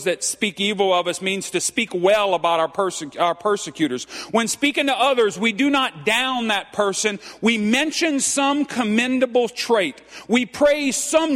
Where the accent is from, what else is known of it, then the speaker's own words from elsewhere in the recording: Cajun, Louisiana, United States; I'm Cajun